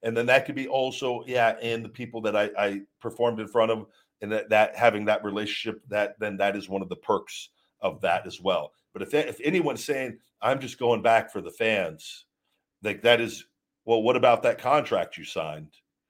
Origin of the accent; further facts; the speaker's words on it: College Station, Texas, United States; I'm from College Station, Texas. I'm a corn-fed meathead.